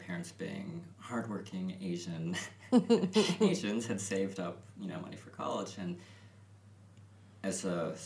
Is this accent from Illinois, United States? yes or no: yes; Chicago, Illinois, United States; I grew up in Chicago.